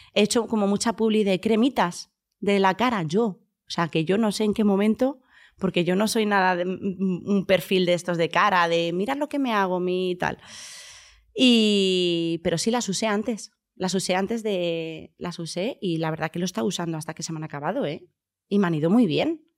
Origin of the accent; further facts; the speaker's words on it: Huelva, Andalusia, Spain; moved away; toda mi infancia ha sido en, en Andalucía, en Huelva